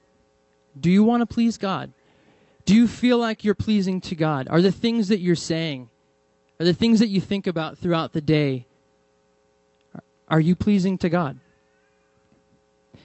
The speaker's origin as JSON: {"language": "English", "region": "New England", "country": "United States", "moved": "yes", "said": "I'm from New England, and I come from a church which is very charismatic and Pentecostal"}